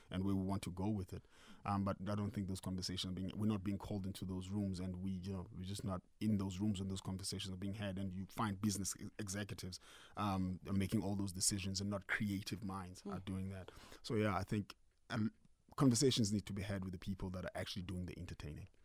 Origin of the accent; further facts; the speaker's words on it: Mthatha, Eastern Cape, South Africa; also born or lived in Eastridge; now in Gauteng, South Africa; was born in Umtata.